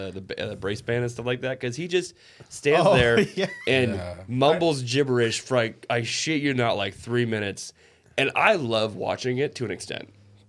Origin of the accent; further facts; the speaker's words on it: United States; I also am allowed to shoot guns because I'm an American